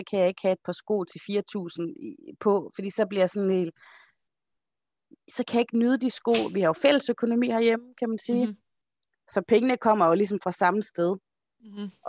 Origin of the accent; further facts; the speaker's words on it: Holme, Denmark; Nok er jeg fra Holme, men slap dog af.